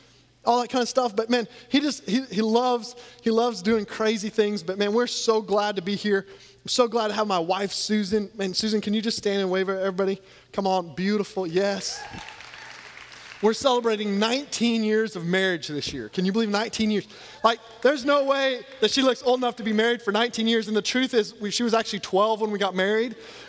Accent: Louisiana, United States; I'm actually from Louisiana where we know how to celebrate like national championships at least a few years ago.

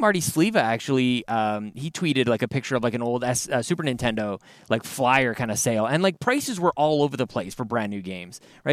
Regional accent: Canada; being Canadian

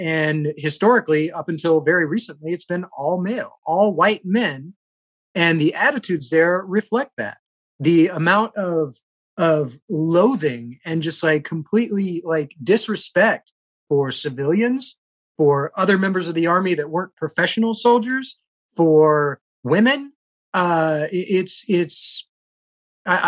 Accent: South Carolina, United States; moved away; I grew up in South Carolina

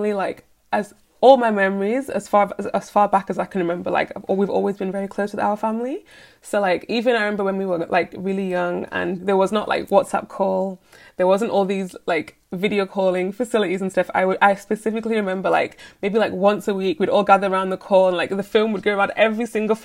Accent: United Kingdom; So I was born and raised in the UK.

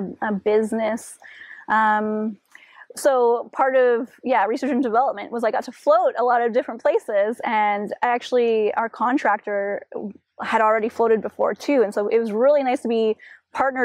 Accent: Chilliwack, British Columbia, Canada; Growing up in Chilliwack

